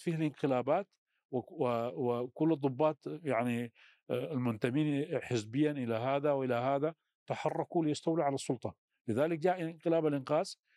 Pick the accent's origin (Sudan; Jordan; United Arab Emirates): Sudan; في الشمال آه، الشرقي عندنا في السودان